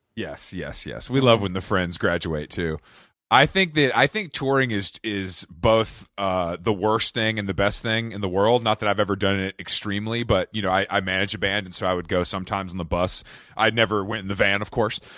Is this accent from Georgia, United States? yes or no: yes; Atlanta, Georgia, United States; I grew up in Atlanta. I'm actually in Atlanta right now